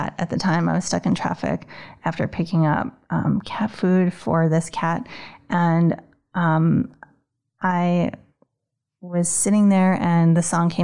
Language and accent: English; New York, United States; moved away as an adult; now in Boston, United States; I grew up in New York, and when I moved here, I originally came for graduate school